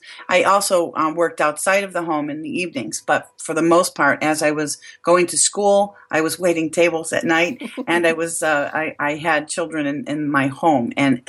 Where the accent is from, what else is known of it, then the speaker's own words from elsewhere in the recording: Buffalo, New York, United States; now in Rochester, United States; I moved here to Rochester from Buffalo, New York